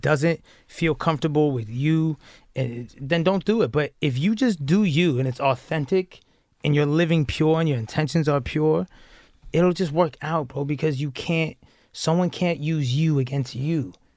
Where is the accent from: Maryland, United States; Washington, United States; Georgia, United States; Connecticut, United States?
Georgia, United States; Atlanta; I came from Atlanta